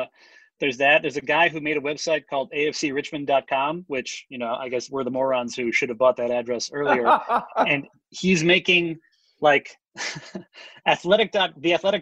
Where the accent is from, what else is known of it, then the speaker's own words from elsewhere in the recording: Chicago, Illinois, United States; I'm from Chicago